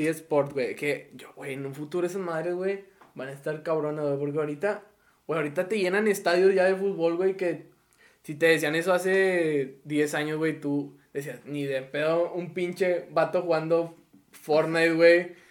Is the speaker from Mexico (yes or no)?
yes; Mexico; aquí somos bien así